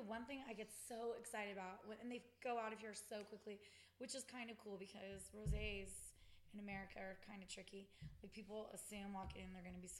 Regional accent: California, United States; I trash talk California all the time just because we're from California

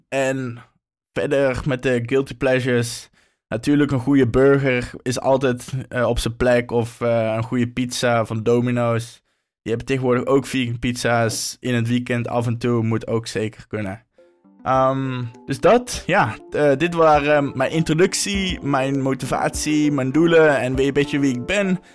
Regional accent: North Brabant, Netherlands; moved away as an adult; now in Amsterdam, Netherlands; Oorspronkelijk kom ik uit Brabant, maar nu woon ik al een aantal jaar in Amsterdam

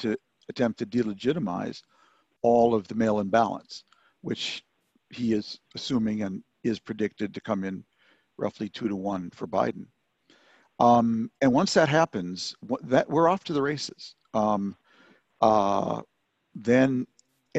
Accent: Minnesota, United States; moved away as an adult; also born or lived in Beirut; growing up in Minnesota

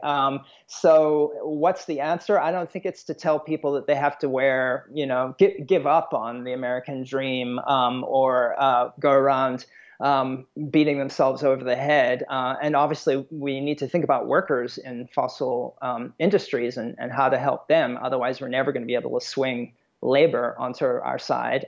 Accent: South Africa; moved away; I'm originally from South Africa

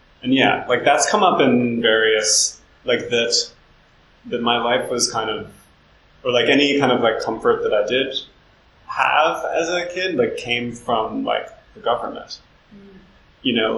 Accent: Harrisburg, Pennsylvania, United States; moved away; also born or lived in New York / Western Massachusetts; I was born in Harrisburg, Pennsylvania, in the early 1980s

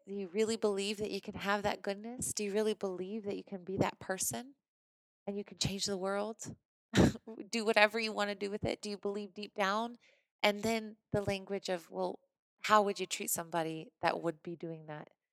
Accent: Missouri, United States; I'm from Missouri

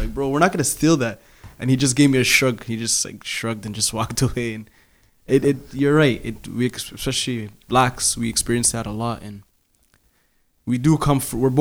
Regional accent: Toronto, Ontario, Canada; I grew up in Scarborough, and in my neighborhood, I didn't grow up with Somalis

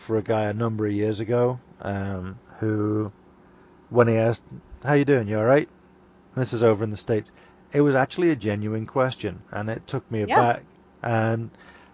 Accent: Liverpool, North West England, United Kingdom; accent: Scouse; moved away; growing up where I grew up in Liverpool, where my native Scouse accent

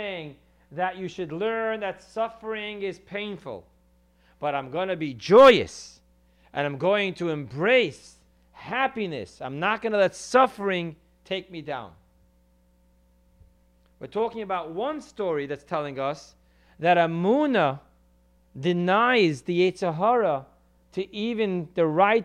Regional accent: New York City, New York, United States; I come from Crown Heights, the hood

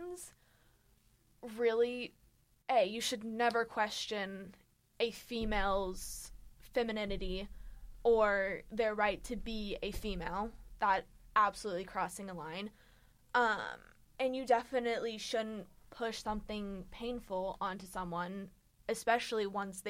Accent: United States; I'm American

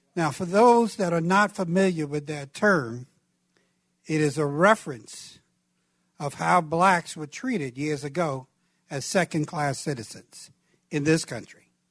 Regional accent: New York City, New York, United States; where I grew up in Brooklyn, New York.

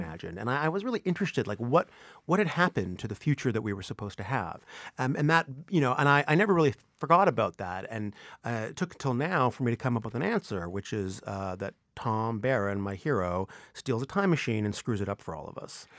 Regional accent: Vancouver, British Columbia, Canada; moved away; I was born and raised in Vancouver

